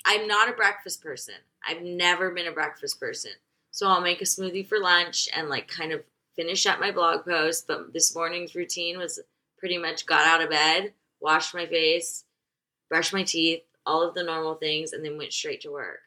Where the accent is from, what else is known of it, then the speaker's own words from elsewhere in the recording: Nashville, Tennessee, United States; I'm from Nashville